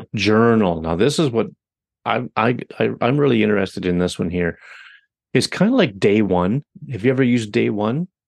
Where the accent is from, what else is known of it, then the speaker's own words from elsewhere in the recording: Canada; I'm Canadian